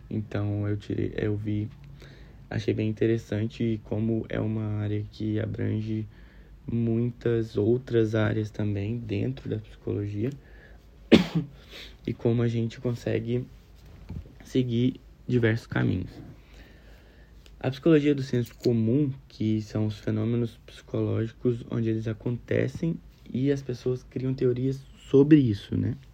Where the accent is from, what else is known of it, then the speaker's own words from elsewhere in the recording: Minas Gerais, Brazil; eu sou de Minas Gerais. Eu fazia engenharia florestal lá em Minas Gerais, fiz dois anos e meio.